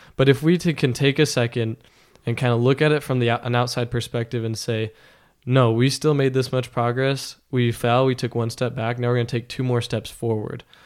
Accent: Las Vegas, Nevada, United States; moved away as an adult; now in Logan, United States; I grew up in Las Vegas

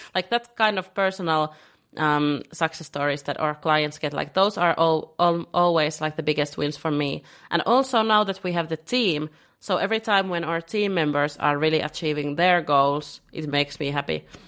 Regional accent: Finland; now in Lisbon, Portugal; I'm originally from Finland, and living in Lisbon.

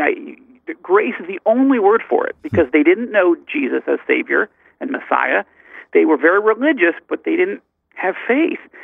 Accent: Fairport, New York, United States; moved away as an adult; also born or lived in Syracuse, New York; now in Israel; I was born in Syracuse and grew up uh, in a little town outside of Rochester uh, called Fairport

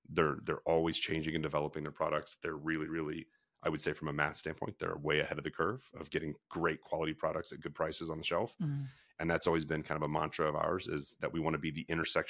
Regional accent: Missouri, United States; We grew up in Franklin County, Missouri.

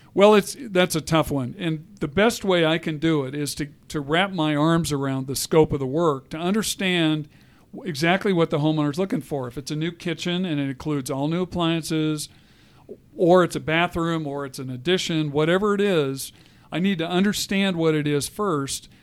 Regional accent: Colorado, United States; I'm a Colorado native, which is unusual

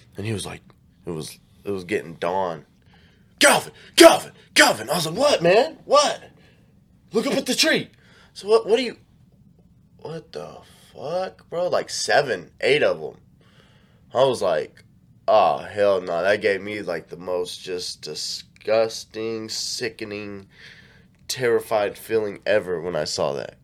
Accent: Kansas City, United States

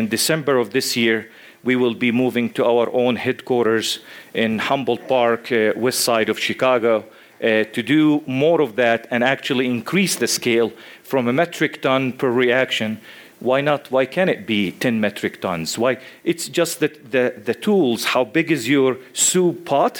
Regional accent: West Bank, Palestine; moved away as an adult; now in Illinois, United States; I was born and raised in the Middle East in West Bank, Palestine

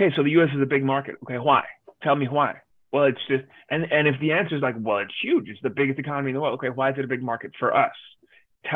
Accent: Denmark; now in Los Angeles, United States; I grew up in Denmark

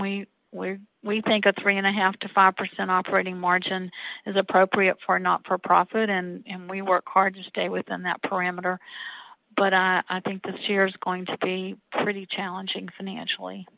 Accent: Roanoke, Virginia, United States; I was born here in Roanoke

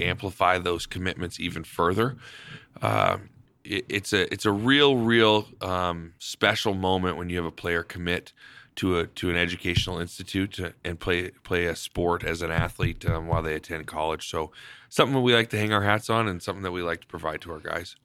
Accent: Spokane, Washington, United States; moved away as an adult; also born or lived in Canada; now in Idaho Falls, United States; I grew up in Spokane

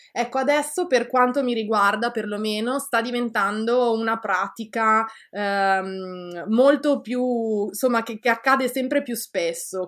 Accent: Italy; now in Canada; sono molto orgogliosa, ecco, eh, di essere italiana.

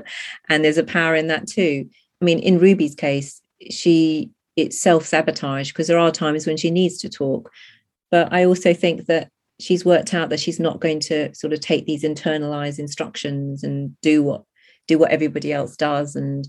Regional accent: India; she's an Indian protagonist, and so I'm Indian

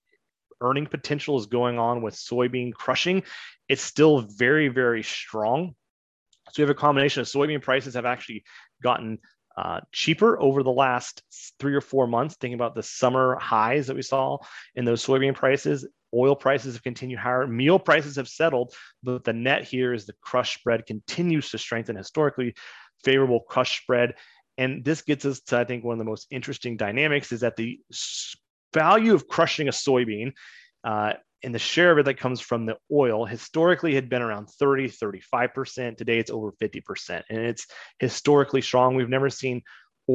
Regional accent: Kansas, United States; I grew up in Kansas

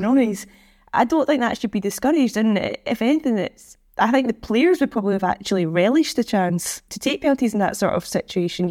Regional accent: Scotland, United Kingdom; I'm Scottish

